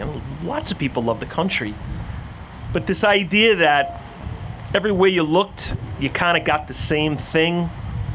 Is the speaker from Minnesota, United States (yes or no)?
no; Floral Park, New York, United States; I grew up in Floral Park.